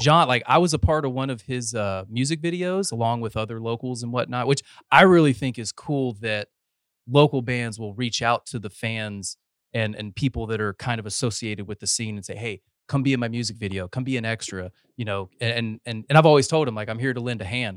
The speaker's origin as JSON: {"language": "English", "region": "North Carolina", "country": "United States", "moved": "as an adult", "lives_now": "Texas, United States", "said": "I'm a North Carolina transplant, but I've got eleven years here."}